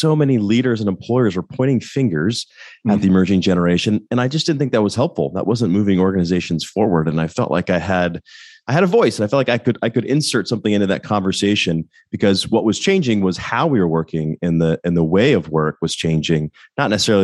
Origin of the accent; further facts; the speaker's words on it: Littleton, Colorado, United States; moved away as an adult; also born or lived in Oxford, Ohio; now in Atlanta, United States; I grew up in Denver, Colorado, actually Littleton, right outside Denver